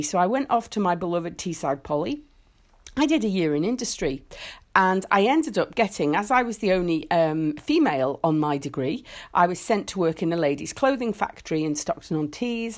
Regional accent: Isle of Man; I grew up in the Isle of Man

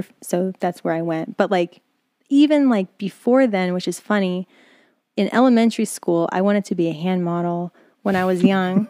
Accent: East Stroudsburg, Pennsylvania, United States; moved away; also born or lived in New York; I'm born in Poconos, Pennsylvania, born in East Shrewsbury.

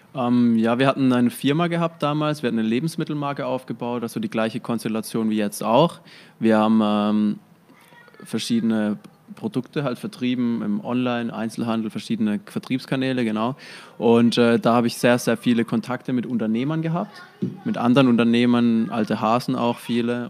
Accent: near Heilbronn, Baden-Württemberg, Germany; Also ich komme ja aus der Nähe von Heilbronn

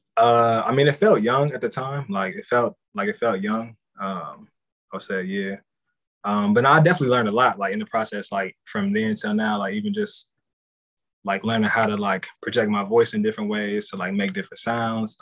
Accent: Columbus, Ohio, United States; I'm from Columbus, Ohio. So like Midwest kid growing up

